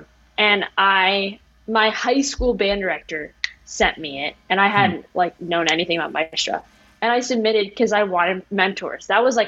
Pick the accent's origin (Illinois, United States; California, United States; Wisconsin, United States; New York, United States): New York, United States; just because of like growing up near New York City and going to the jazz clubs and stuff